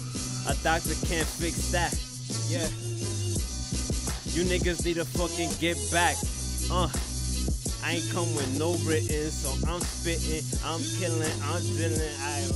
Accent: Bronx, New York, United States; now in Paterson, United States; And I'm in Patterson. And I'm from the Bronx. Bronx nigga, anyhow.

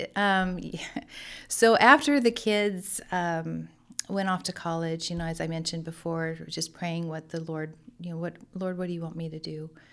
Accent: Lemoore, California, United States; also born or lived in Hanford; I grew up in Lemoore, a hometown girl here, uh, but moved to Hanford.

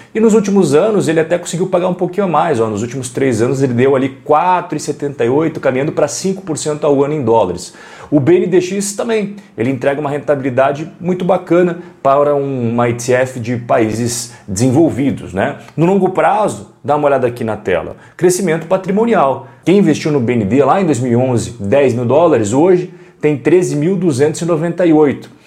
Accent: Brazil; nós somos brasileiros

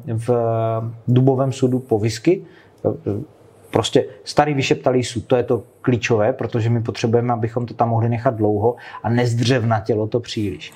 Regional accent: Moravian Slovakia, South Moravian Region, Czechia; krajem, odkud pocházím. Já jsem ze Slovácka

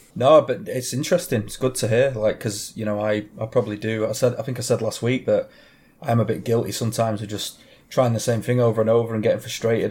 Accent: England, United Kingdom; I am English

